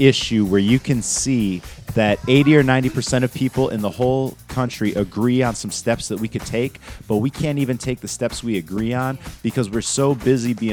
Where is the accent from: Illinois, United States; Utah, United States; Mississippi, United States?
Illinois, United States; Rockford; I grew up in Rockford, Illinois